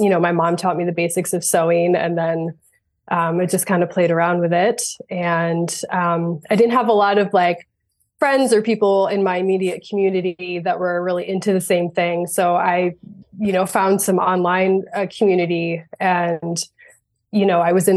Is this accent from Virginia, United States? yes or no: no; Finger Lakes region of New York, United States; also born or lived in Vermont; we had a lot of waterfalls around the area where I grew up in the Finger Lakes region of New York.